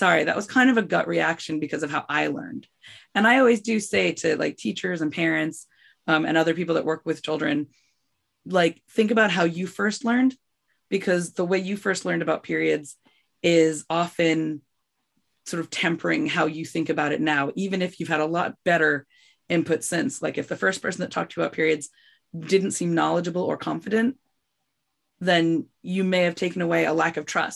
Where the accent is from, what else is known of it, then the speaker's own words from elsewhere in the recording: United States; I'm from New York